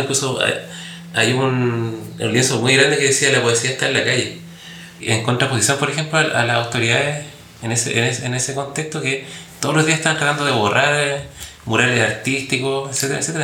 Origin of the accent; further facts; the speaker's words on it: Chile; como sociedad chilena